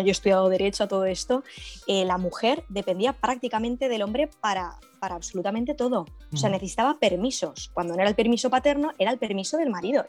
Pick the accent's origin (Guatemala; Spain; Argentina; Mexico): Spain; Valencia, Valencian Community; soy de Valencia, soy millennial